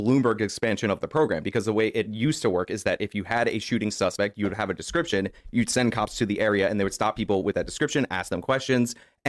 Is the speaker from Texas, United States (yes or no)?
no; New York, United States; I'm a New Yorker, so I'm not a big gun guy.